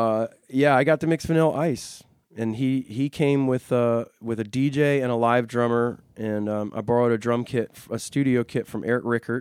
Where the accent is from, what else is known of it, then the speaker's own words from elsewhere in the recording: Goose Creek, South Carolina, United States; Joint Base Charleston, which is in my hometown of Goose Creek.